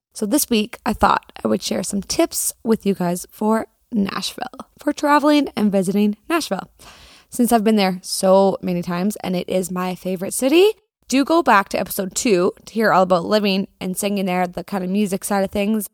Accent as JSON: {"language": "English", "country": "Canada", "said": "As a Canadian"}